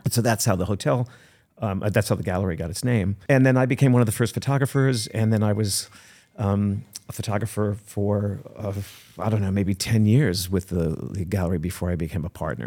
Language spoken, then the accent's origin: English; New Jersey, United States; I was born in New Jersey